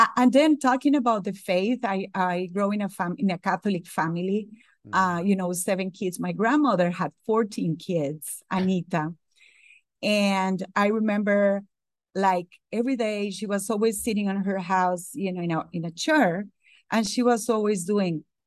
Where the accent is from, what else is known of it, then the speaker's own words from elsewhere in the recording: Costa Rica; English is a second language; moved away as an adult; now in Atlanta, United States; I was born in Costa Rica